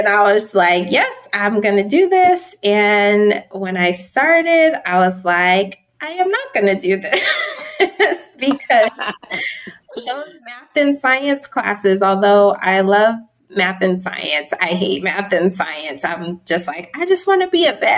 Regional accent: Southern California, United States; also born or lived in Pittsburgh, Pennsylvania / Las Vegas, Nevada; I grew up though in Southern California

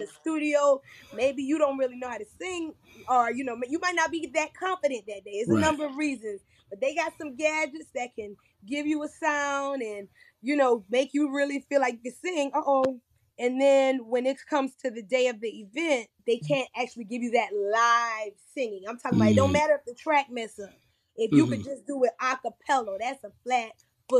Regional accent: Andrews, South Carolina, United States; I'm from Andrews, South Carolina, and I grew up singing in church

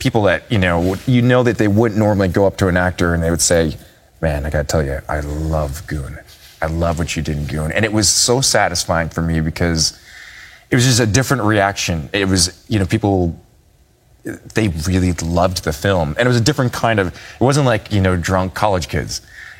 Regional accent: Minnesota, United States; moved away as an adult; now in Los Angeles, United States; growing up in Minnesota, you have to have a sense of humor. But when I moved to LA and pursued films

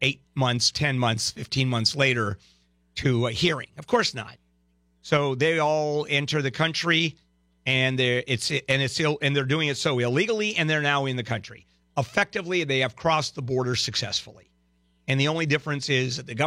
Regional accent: Brazil; now in United States; I'm from Brazil

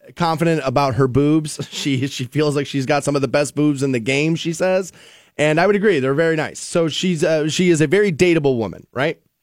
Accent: United States; growing up in the America I grew up

